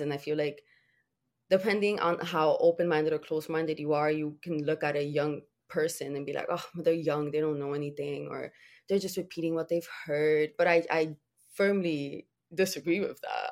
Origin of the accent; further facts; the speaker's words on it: Dominican Republic; I was born in the Dominican Republic